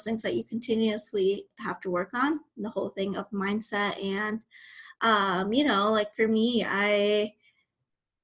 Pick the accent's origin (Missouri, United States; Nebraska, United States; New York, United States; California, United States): Nebraska, United States; moved away as an adult; now in Texas, United States; originally I'm from Nebraska. I was raised there and I made a move to Texas in 2018.